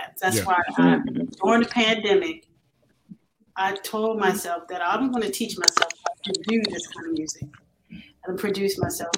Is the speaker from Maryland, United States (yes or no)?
yes; Baltimore, Maryland, United States; I'm actually from Baltimore, Maryland